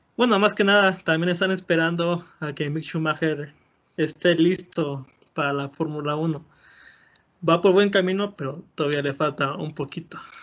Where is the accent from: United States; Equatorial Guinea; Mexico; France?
Mexico; como buen mexicano